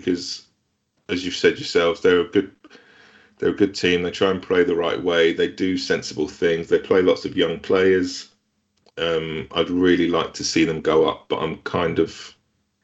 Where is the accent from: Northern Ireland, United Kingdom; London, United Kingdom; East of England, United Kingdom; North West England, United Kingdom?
North West England, United Kingdom; Bolton; Bolton is my hometown team